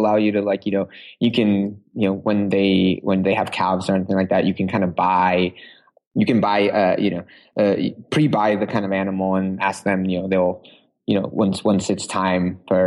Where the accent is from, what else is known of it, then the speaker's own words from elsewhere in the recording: Uruguay; now in Seattle, United States; I grew up in South America